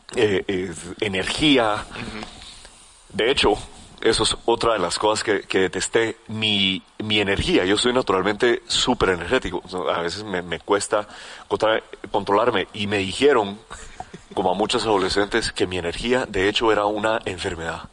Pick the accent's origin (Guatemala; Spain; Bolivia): Guatemala; como buen chapín